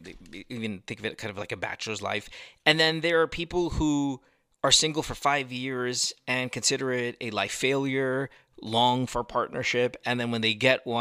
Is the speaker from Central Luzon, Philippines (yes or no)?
yes; Central Luzon, Philippines; moved away; I went to La Salle. I grew up in Bulacan